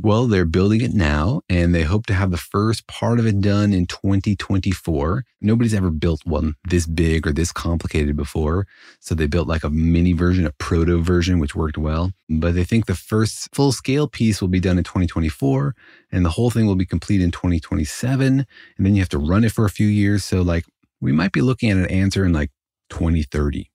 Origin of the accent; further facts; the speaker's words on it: Los Alamos, New Mexico, United States; Los Alamos, actually my hometown